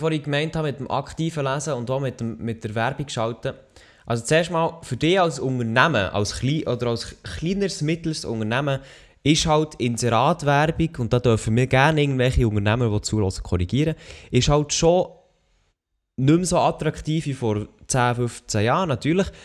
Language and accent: German; Switzerland